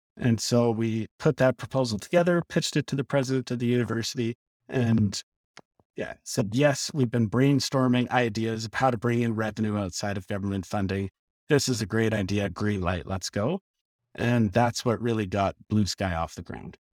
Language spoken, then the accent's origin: English; Lethbridge, Alberta, Canada; moved away as an adult; also born or lived in Edmonton; I grew up in Lethbridge and, uh, moved up to Edmonton, went to the U